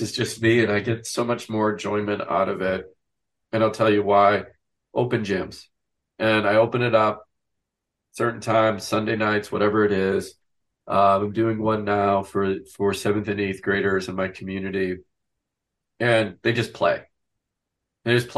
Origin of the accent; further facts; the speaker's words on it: Wisconsin, United States; I grew up in a small town in Wisconsin.